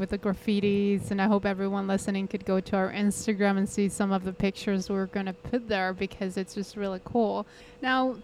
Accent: Colombia; now in Singapore; I'm from Colombia

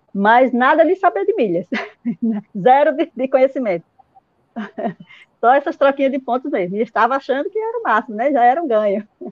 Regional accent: Alagoas, Brazil; now in Sergipe, Brazil; eu moro aqui em Sergipe, em Baúba, e, mas sou alagoana, né? Há 21 anos que estou aqui morando em Sergipe

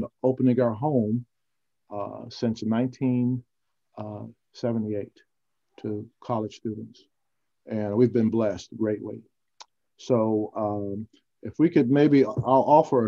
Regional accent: Houston, Texas, United States; also born or lived in Temple, Texas; we grew up in Houston, Texas, right near the University of Houston

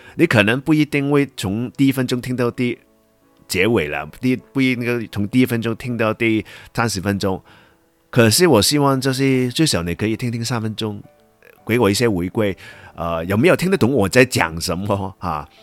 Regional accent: Hong Kong; accent: Hong Kong-accented Mandarin; first language Cantonese; Chinese is a second language; 因为我是香港人嘛

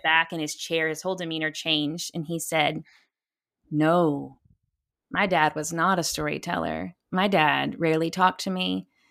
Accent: Texas, United States; I'm a Texan

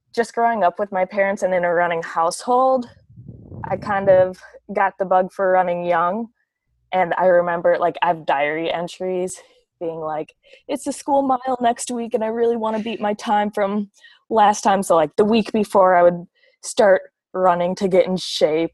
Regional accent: La Crosse, Wisconsin, United States; accent: Wisconsin accent; moved away as an adult; now in Minneapolis, United States; I actually grew up in Wisconsin. I'm from La Crosse, Wisconsin.

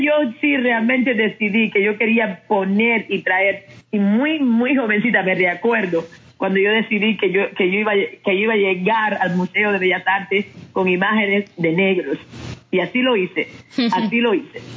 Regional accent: Cuba; moved away as an adult; now in United States; crecí en, un momento en Cuba

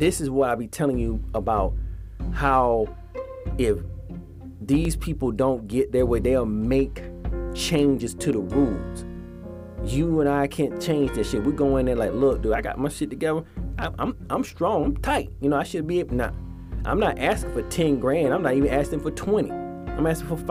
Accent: Atlanta, Georgia, United States; moved away; in Atlanta, my hometown, where I used to stay

